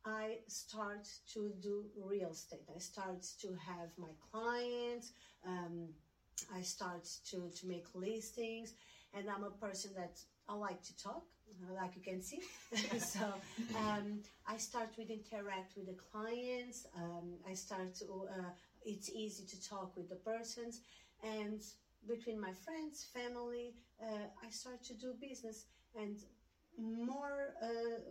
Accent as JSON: {"language": "English", "region": "Algarve", "country": "Portugal", "second_language": "English", "moved": "as an adult", "lives_now": "New York, United States", "said": "I'm from Portugal, from south of Portugal"}